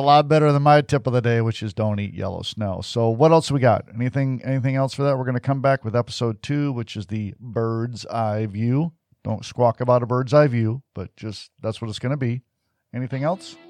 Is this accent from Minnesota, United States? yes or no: no; Detroit, Michigan, United States; I grew up in Detroit